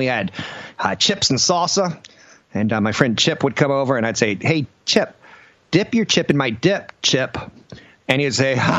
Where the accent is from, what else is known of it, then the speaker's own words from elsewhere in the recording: United States; as an American